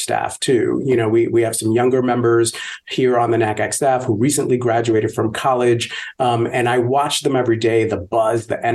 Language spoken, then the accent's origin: English; New York City, New York, United States; I grew up poor in the South Bronx, in the projects